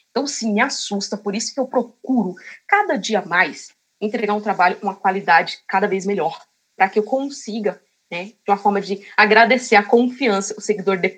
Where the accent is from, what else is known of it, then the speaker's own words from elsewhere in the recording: Cotia, São Paulo, Brazil; Sim, sou de Cotia.